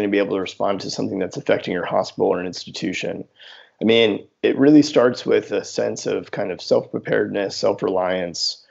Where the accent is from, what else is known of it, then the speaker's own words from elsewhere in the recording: Houston, Texas, United States; also born or lived in New Orleans; I grew up in Houston